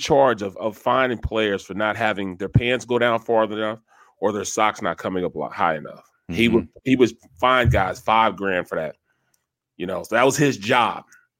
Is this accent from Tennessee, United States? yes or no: no; St. Louis, Missouri, United States; moved away as an adult; now in Philadelphia, United States; I'm from St. Louis, a big Cardinals fan growing up.